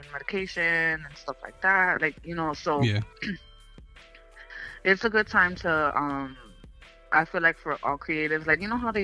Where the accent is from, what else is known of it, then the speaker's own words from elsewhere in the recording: New York City, New York, United States; I'm a photographer from the Bronx, born and raised